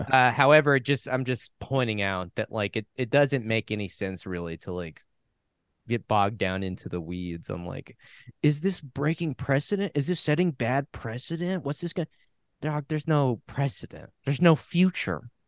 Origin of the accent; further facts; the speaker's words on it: New Mexico, United States; I was from New Mexico